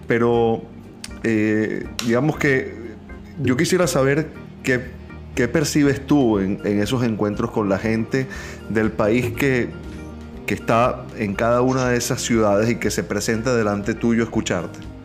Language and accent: Spanish; Venezuela; moved away; Los tres somos venezolanos viviendo fuera de nuestro país